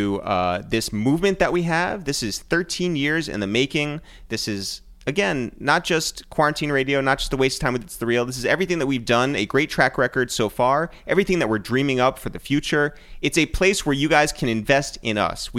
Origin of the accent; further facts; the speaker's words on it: Harrison, United States; now in New York City, United States; We're from Harrison